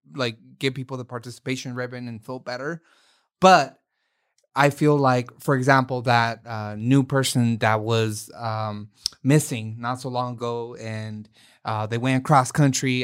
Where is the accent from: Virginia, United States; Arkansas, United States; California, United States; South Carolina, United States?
California, United States; Oakland; I was raised in Oakland